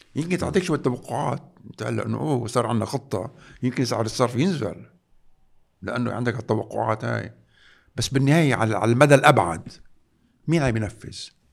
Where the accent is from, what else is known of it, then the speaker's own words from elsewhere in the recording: Lebanon; نحن كلبنانيين